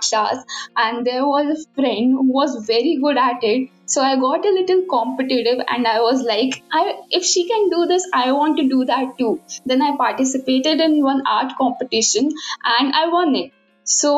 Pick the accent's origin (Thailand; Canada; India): India; I'm from India and I just cleared my 12th.